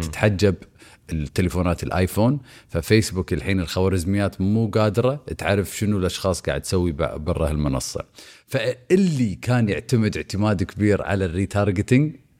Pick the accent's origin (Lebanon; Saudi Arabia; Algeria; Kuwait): Kuwait; عندنا بالكويت